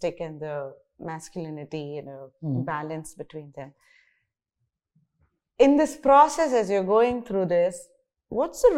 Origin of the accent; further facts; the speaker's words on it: Bangalore, Karnataka, India; also born or lived in United States; I came from Bangalore. I studied in Bangalore.